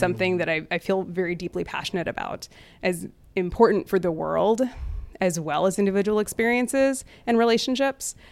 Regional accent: border town with Mexico, Texas, United States; fifth generation Texan of Scottish Irish descent, raised Hindu and Episcopalian in a Catholic area. Uh, I was raised in the, on a border town with Mexico

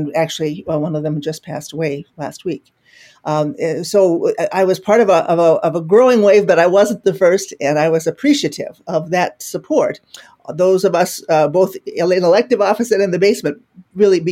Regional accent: South Dakota near Sioux Falls, United States; moved away as an adult; also born or lived in Iowa; now in Minnesota, United States; I'm originally from South Dakota near Sioux Falls.

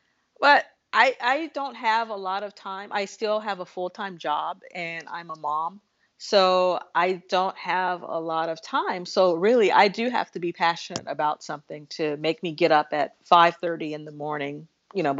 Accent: Los Angeles, California, United States; growing up in Los Angeles, I remember having to rush through Beverly Hills in the 80s

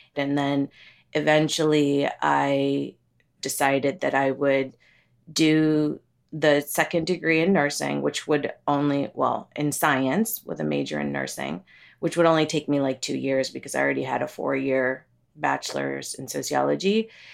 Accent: United States; also born or lived in Kerala, India / Pennsylvania / Ohio; I grew up in Pennsylvania and Ohio

